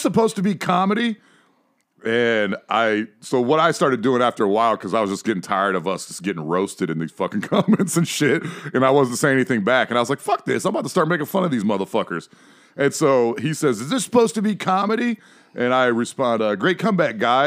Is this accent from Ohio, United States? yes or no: yes; Ohio, United States; I'm from Ohio, so definitely from hillbilly country, but not the South